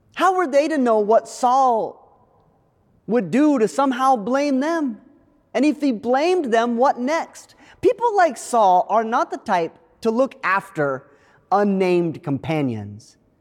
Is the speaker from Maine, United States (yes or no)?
yes; Maine, United States; moved away; my home state of Maine